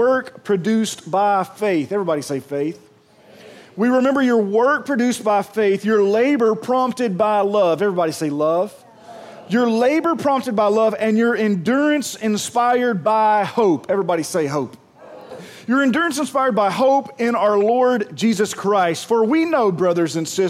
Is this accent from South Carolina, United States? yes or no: no; Pearl, Mississippi, United States; I'm from Pearl